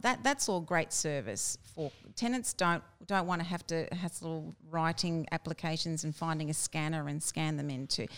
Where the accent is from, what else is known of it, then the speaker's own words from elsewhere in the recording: Brisbane, Queensland, Australia; I was born in Brisbane, all my life in Brisbane